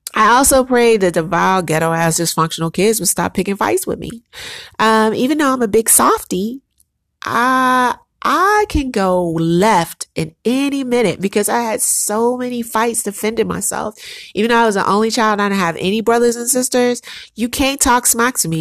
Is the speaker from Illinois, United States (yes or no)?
yes; Chicago, Illinois, United States; moved away as an adult; also born or lived in New York; I am a strong, resilient, hustling black woman because I grew up in Chicago.